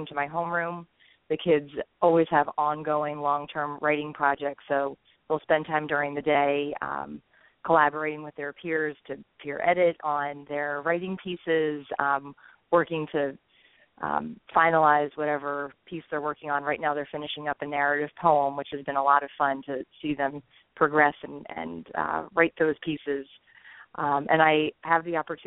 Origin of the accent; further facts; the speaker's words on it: New Jersey, United States; moved away as an adult; now in Maryland, United States; I grew up in New Jersey, and I'm a product of public education.